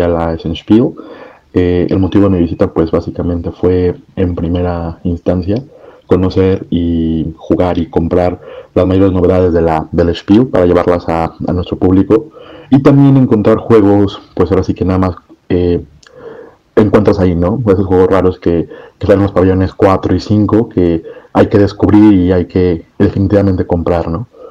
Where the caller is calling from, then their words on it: Guadalajara, Jalisco, Mexico; soy el dueño del Burger Café La Madriguera, ubicado en la ciudad de Guadalajara, México